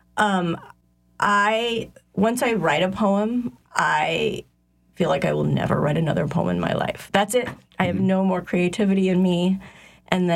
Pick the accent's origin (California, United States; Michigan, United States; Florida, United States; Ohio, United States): Ohio, United States; moved away as an adult; now in New Orleans, United States; I'm from Ohio. I've lived in New Orleans since 1999